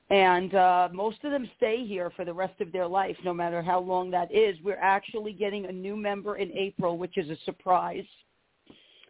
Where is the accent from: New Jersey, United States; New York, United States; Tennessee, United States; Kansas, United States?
New York, United States; New York City; moved away; I'm an Italian girl. I was born in the Bronx, New York. You know, I was raised down there part of my life